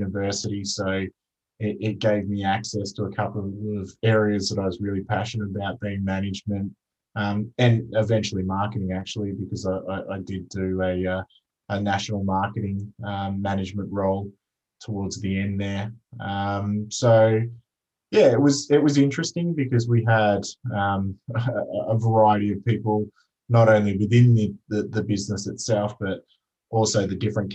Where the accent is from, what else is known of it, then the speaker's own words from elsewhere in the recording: Melbourne, Victoria, Australia; I grew up in Melbourne, in the eastern suburbs